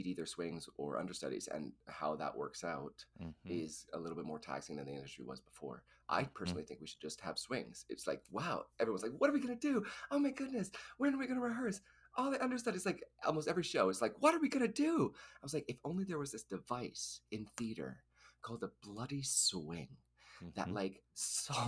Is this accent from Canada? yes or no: yes; Edmonton, Alberta, Canada; moved away; I'm from Edmonton